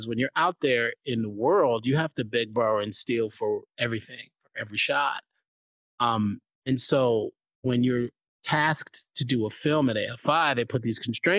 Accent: New York City, New York, United States; I'm from New York City

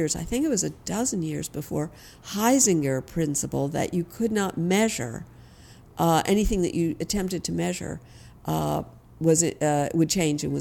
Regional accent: New York City, New York, United States; Here in Manhattan. So I grew up on East 88th in York and First

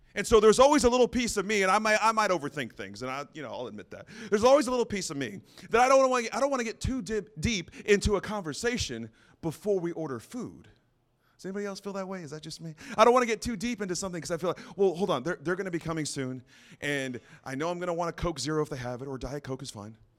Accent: San Antonio, Texas, United States; also born or lived in Santa Fe, New Mexico; I was born in Santa Fe, New Mexico, lived in New Mexico until I was around nine or ten, and then we moved to San Antonio, Texas. So I did a lot of my growing and learning and a lot of my mistakes in Texas

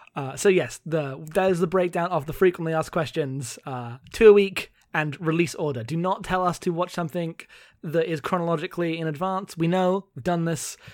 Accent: United Kingdom; I am a British non-binary person

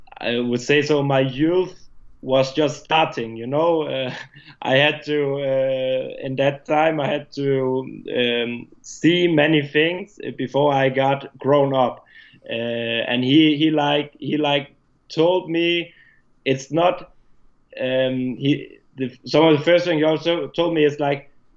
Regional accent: Denmark; moved away; at that time I was still in my home country. I was in Denmark lived in Denmark

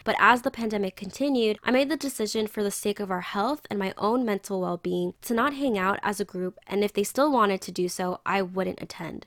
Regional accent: San Diego, California, United States; I gained more of an appreciation of my hometown through the community

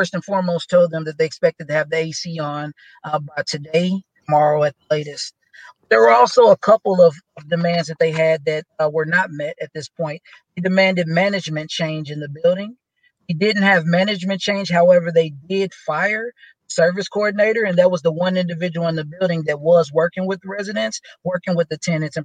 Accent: Kansas City, Missouri, United States; I grew up in Kansas City

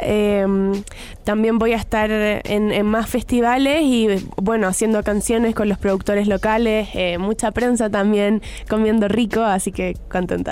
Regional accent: Chile; soy de Chile

